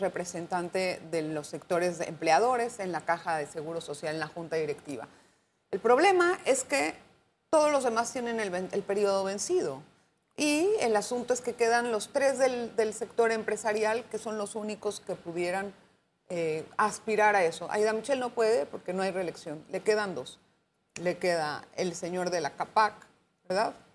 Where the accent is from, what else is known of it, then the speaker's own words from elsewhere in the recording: Panama; Ya sabe cómo somos los panameños